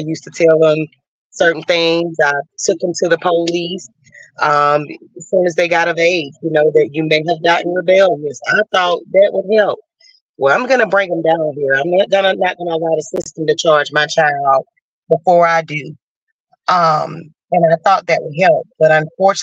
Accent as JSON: {"language": "English", "region": "Georgia", "country": "United States", "said": "We're from Georgia"}